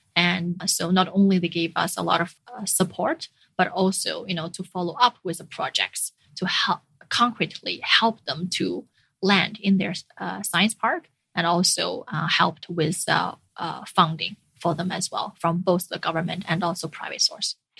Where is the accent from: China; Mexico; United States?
China; moved away; also born or lived in Finland; being a returnee from abroad back to China